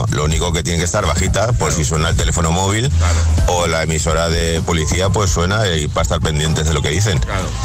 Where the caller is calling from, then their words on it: Valencia, Valencian Community, Spain; de Valencia.